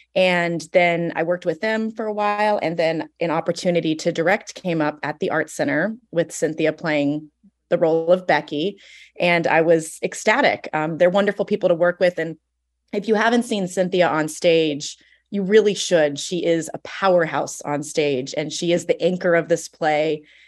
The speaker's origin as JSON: {"language": "English", "town": "Ojai", "region": "California", "country": "United States", "tie": "born or raised there", "also_born_or_lived": "Santa Cruz / San Diego", "said": "I grew up in Ojai. I was born and raised here. I was here till I was 19."}